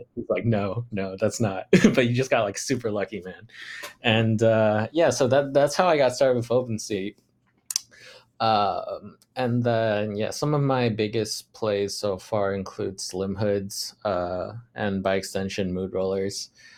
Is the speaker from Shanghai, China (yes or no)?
yes; Shanghai, China; English is a second language; I'm 26 years old. I grew up in Shanghai, China. And then I went to international school there for pretty much all the way up until college.